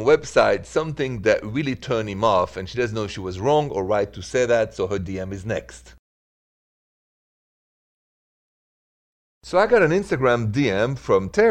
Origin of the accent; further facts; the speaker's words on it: France; also born or lived in Midwest, United States; now in United States; I'm from France, not Italy, but I'm a huge fan of Italy and Italians, and I'm in the Midwest